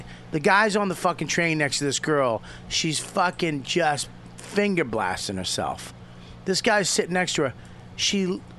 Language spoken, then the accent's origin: English; Boston, Massachusetts, United States; I'm from Boston.